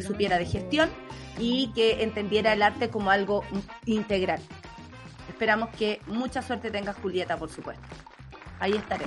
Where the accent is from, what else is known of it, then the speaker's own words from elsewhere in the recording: Chile; como sociedad, como chilenos, como país